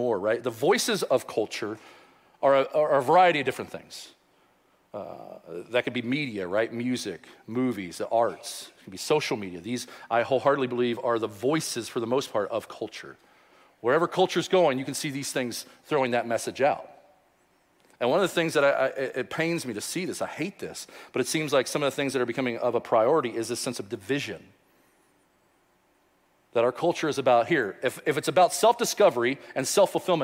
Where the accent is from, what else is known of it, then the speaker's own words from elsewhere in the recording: Louisville, Kentucky, United States; I grew up in Louisville